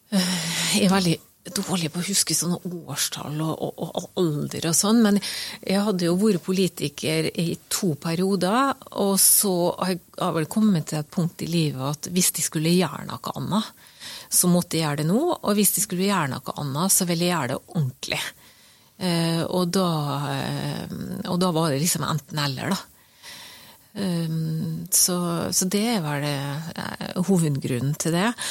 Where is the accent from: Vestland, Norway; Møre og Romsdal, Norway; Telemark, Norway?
Møre og Romsdal, Norway; Skåla peninsula; Jeg vokste opp på Skålhalvøya, og i min oppvekst så var det, jo, eh, var det jo buss, og så var det ferge over Fannefjorden, og så var det buss inn til Molde.